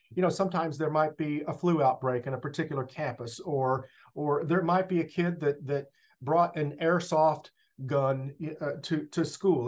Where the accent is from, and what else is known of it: Longview, Texas, United States; born or raised there; also born or lived in New Jersey; now in La Porte, United States